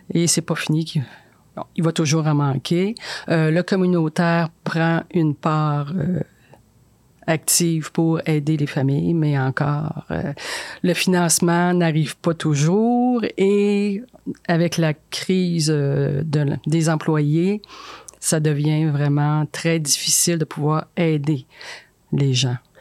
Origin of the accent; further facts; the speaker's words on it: Chibougamau, Quebec, Canada; moved away; je viens de Chibougamau